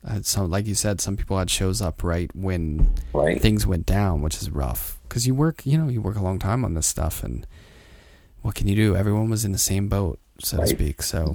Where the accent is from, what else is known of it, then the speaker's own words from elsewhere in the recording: Pittsburgh, Pennsylvania, United States; Oh, my hometown.